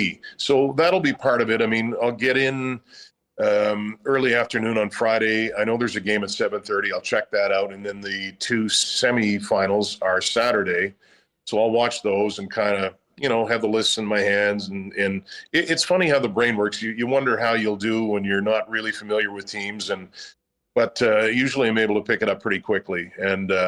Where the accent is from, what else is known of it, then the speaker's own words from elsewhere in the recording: Nova Scotia, Canada; now in Winnipeg, Canada; I'm from Nova Scotia